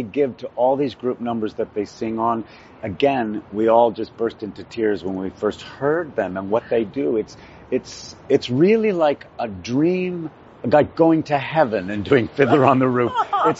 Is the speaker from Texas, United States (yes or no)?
yes; Lubbock, Texas, United States; I grew up in Lubbock, Texas